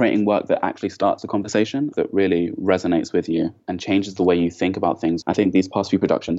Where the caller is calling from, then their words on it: Leeds, Yorkshire and the Humber, United Kingdom; I'm calling from Leeds.